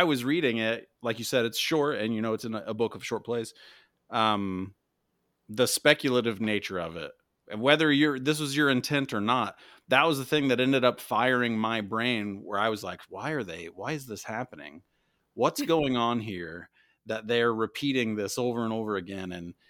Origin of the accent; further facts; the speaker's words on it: Indiana, United States; but for me, where I grew up in Indiana, if people think of like plays, they think of Broadway and musicals